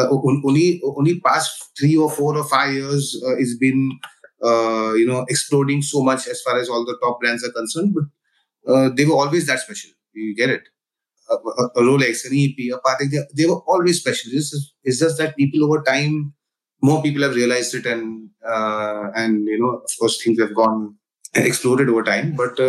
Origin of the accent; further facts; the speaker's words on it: India; where I come from India